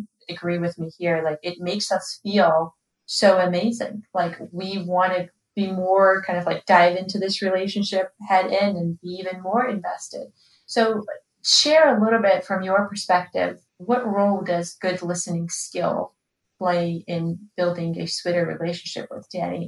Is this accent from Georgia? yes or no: yes; Georgia; moved away; in Georgia, in my home country